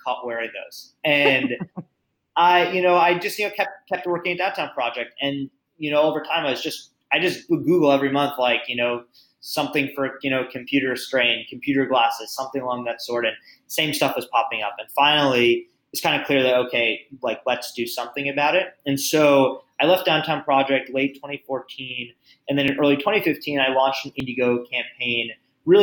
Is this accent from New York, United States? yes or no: yes; New York, United States; moved away as an adult; also born or lived in Las Vegas; I'm from New York, but I moved to Las Vegas